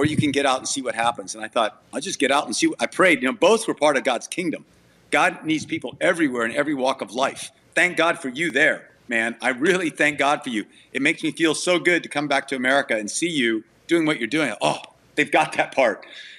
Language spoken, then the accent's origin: English; Thailand; also born or lived in Fort Worth, United States; I was born in Fort Worth, but when I was 9 months old, we went to Thailand. So I grew up as a missionary kid in Thailand, and mom and dad are still there.